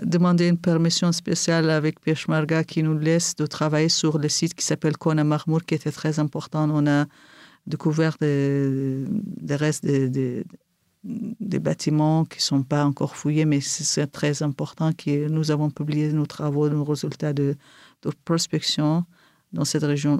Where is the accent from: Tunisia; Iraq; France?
Iraq; Kirkuk, Kirkuk Governorate; first language Kurdish; French is a second language; now in Erbil, Iraq; je suis originaire de Kirkuk.